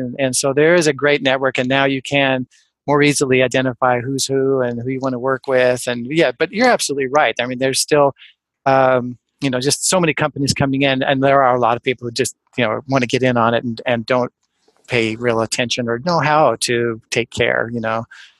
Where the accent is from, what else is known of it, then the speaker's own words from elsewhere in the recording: West Coast, United States; also born or lived in Ann Arbor, Michigan; I'm from the West Coast. I had 7 good years in the Midwest, and I loved it, and Ann Arbor's pretty, unique, but then I moved back out west